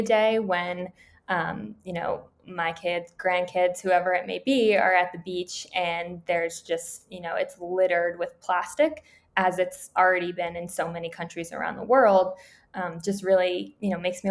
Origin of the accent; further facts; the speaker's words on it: Massachusetts, United States; also born or lived in Boston; I am from Massachusetts, born and raised, and I went to college in Massachusetts as well